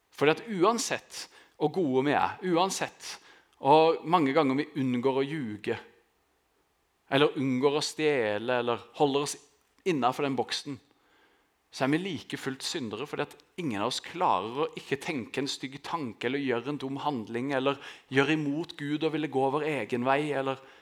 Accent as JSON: {"language": "Norwegian", "town": "Grimstad", "region": "Agder", "country": "Norway", "tie": "born or raised there", "said": "jeg vokste opp i Østerud, som er liksom på beste vestkant her i Grimstad"}